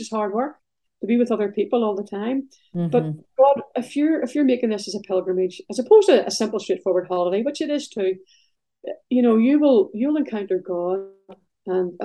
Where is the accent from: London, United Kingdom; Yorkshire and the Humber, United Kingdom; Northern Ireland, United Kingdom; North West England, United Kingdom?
Northern Ireland, United Kingdom; Belfast; I grew up in Belfast